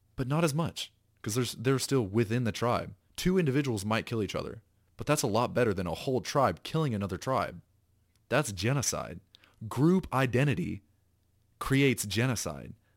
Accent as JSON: {"language": "English", "region": "the South", "country": "United States", "tie": "born or raised there", "said": "I was raised in the South"}